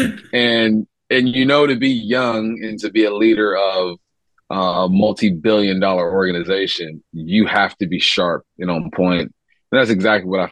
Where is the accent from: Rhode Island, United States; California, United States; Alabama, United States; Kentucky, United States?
California, United States; moved away; I'm from California